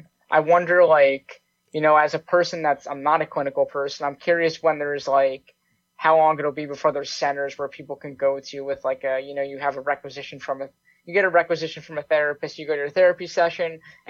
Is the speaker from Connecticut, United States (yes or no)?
yes; Connecticut, United States; now in Canada